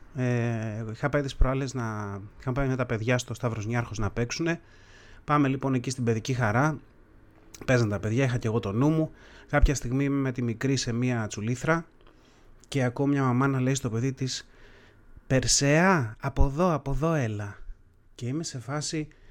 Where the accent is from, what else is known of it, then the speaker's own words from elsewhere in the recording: Greece; σαν έθνος, σαν Έλληνες ας πούμε, έχουμε κάποια επώνυμα